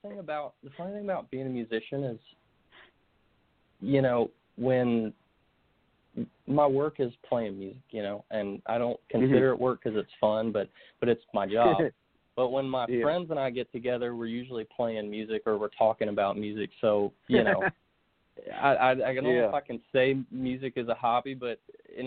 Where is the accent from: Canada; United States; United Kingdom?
United States; Concord, North Carolina; moved away as an adult; also born or lived in Florida; now in Nashville, United States; I was mostly raised in Concord, North Carolina